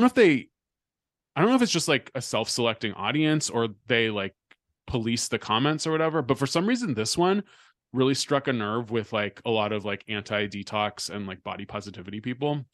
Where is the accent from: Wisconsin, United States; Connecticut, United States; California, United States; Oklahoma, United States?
California, United States; I'm from California